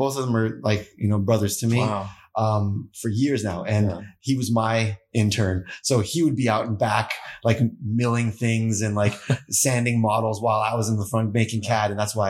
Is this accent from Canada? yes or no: yes; East Coast, Canada; now in California, United States; And growing up in East Coast Canada, yeah. it's cold AF.